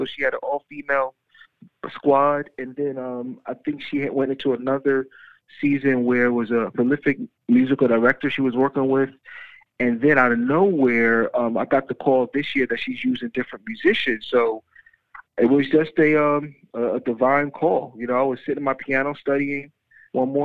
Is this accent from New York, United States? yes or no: yes; New York City, New York, United States; now in Los Angeles, United States; I'm from New York City. I grew up in Far Rockaway, Queens